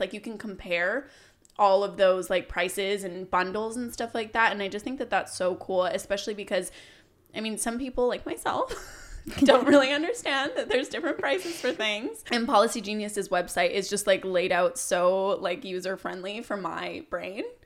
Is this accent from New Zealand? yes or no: no; Canada; growing up in Canada